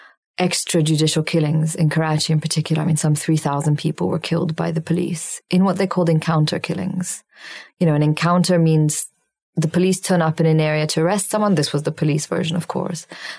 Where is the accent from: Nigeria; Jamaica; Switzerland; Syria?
Syria; when I was a child growing up in Syria, in the first grade, we started language lessons